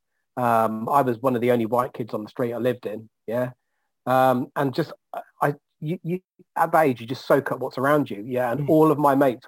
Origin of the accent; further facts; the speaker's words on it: London, United Kingdom; I grew up in North London